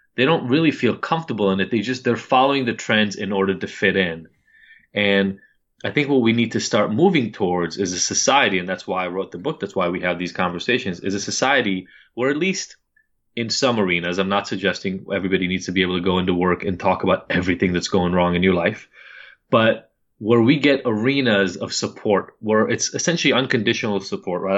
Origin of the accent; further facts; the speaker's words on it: Israel; moved away; I'm from Israel, upper middle class family